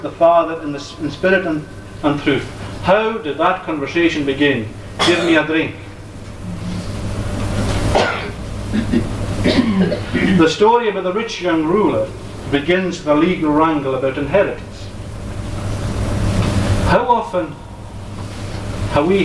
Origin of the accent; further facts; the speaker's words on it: Uist, Scotland, United Kingdom; I grew up in Uist